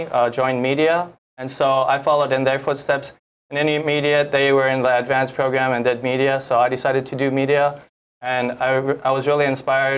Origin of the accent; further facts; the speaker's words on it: Waianae, Hawaii, United States; moved away as an adult; I grew up in Waianae, Hawaii, where I went to Makaha Elementary School